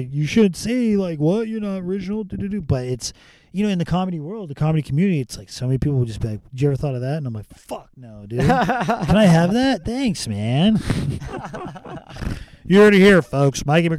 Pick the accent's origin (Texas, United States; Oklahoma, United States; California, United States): California, United States; Rancho Cucamonga; Rancho Cucamonga, California.